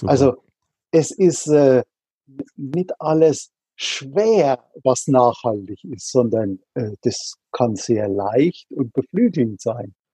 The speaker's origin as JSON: {"language": "German", "region": "Rhineland-Palatinate", "country": "Germany", "tie": "born or raised there", "said": "Also ich bin in der Südpfalz an der Weinstraße aufgewachsen. Also äh, einem Landstrich, was andere gerne als das Paradies bezeichnen"}